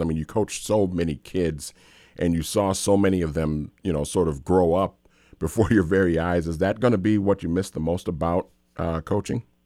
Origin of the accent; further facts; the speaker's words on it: St. Paul, Minnesota, United States; I grew up in St. Paul